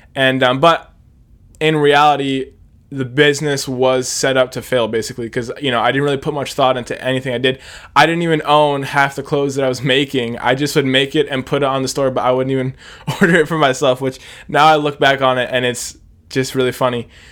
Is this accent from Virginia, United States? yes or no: no; Hershey, Pennsylvania, United States; I am seventeen. I'm from Hershey, Pennsylvania